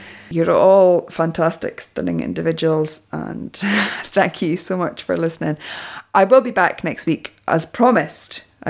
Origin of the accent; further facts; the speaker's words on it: Canada; But since I'm from Canada, I feel a bit of loyalty in that direction.